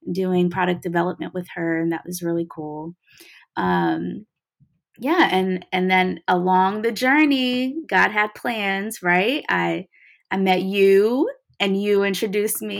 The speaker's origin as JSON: {"language": "English", "town": "Atlanta", "region": "Georgia", "country": "United States", "tie": "born or raised there", "also_born_or_lived": "New Jersey", "said": "I'm Eritrean American. And, you know, I grew up a little bit of everywhere. And so, um, you know, a lot of people call me a melting pot because I am. You know, I grew up in a little bit of New Jersey, a lot of Atlanta, ATL"}